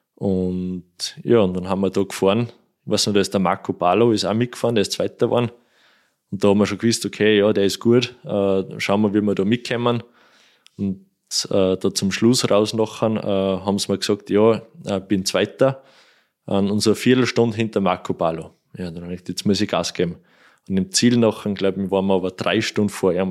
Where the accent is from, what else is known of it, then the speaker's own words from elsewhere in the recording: Kuchl, Salzburg, Austria; da fahren wir Kuchel durch, das ist mein Heimatort